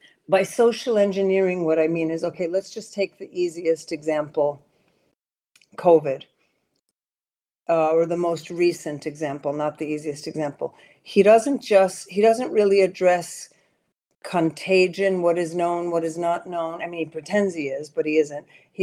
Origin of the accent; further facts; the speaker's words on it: Sweden; moved away as an adult; also born or lived in New York City, United States; now in United States; because I grew up in Sweden. I'm American, born in New York City, but my mom was Swedish, and when the marriage broke up, she took us to Sweden. I was 11 years old and lived there for eight years